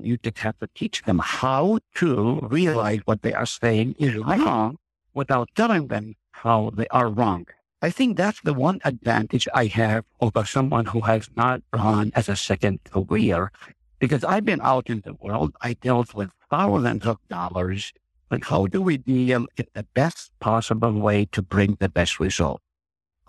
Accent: Nazareth, Northern District, Israel; moved away as an adult; now in Hartford, United States; I grew up in Nazareth, which is only a few miles from Cana.

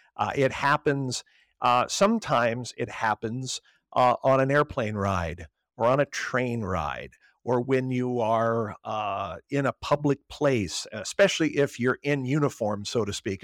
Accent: Southern Illinois, United States; moved away as an adult; also born or lived in Fort Wayne, Indiana; now in Arlington, United States; I am originally from Southern Illinois, about an hour and a half southeast of Saint Louis, where I grew up

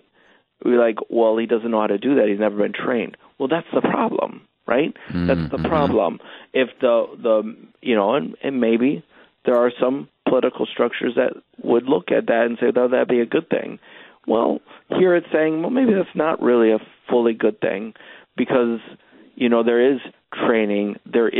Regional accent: United States; As an American

